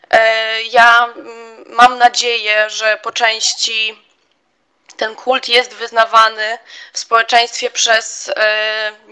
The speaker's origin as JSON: {"language": "Polish", "town": "Białystok", "region": "Podlaskie Voivodeship", "country": "Poland", "said": "jestem z Białego Stoku"}